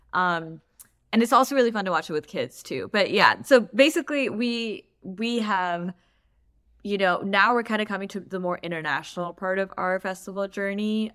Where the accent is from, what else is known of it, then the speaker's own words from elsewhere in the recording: Pakistan; moved away; also born or lived in Palos Verdes, California; as a Pakistani person, immigrating to a place like Palos Verdes